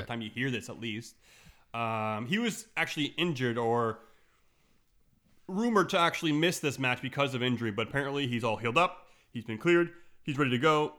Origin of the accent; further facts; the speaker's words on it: Montreal, Quebec, Canada; I'm from Montreal